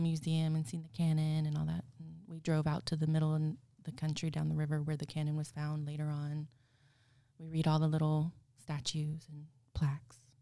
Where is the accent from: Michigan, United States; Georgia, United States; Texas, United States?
Texas, United States; Goliad; I grew up in Goliad